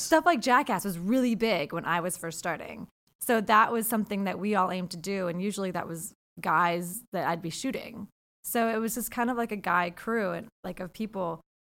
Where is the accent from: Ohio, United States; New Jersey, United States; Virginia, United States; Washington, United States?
Washington, United States; Seattle; I'm from Seattle, so I went to L